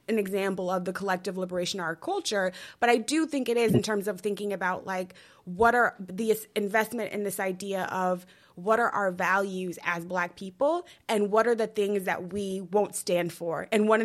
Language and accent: English; Denver, Colorado, United States; growing up in Denver, Colorado